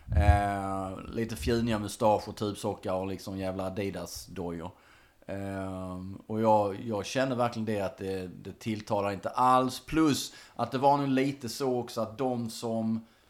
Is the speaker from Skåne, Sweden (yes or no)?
yes; Munka-Ljungby, Skåne, Sweden; i lilla Munka Ljungby där jag växte upp